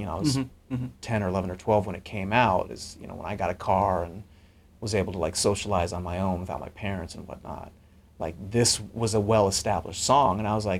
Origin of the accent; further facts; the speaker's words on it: Long Beach, California, United States; I grew up in Long Beach, grew up in Southern California, so we had nice temperate summers.